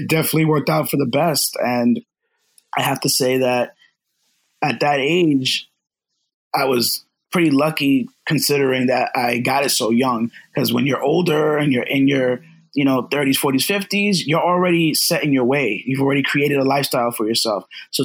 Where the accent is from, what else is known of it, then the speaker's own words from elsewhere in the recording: Los Angeles, California, United States; now in Brooklyn, United States; I was born over